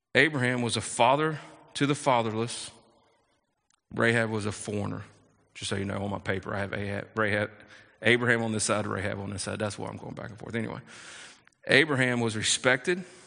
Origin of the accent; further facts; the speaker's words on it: South Carolina, United States; I was raised in, in South Carolina, and, and so I'm from the South